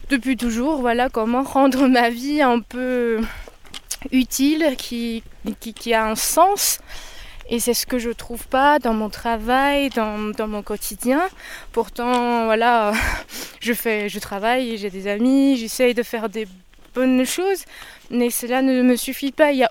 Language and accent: French; China; moved away as an adult; now in France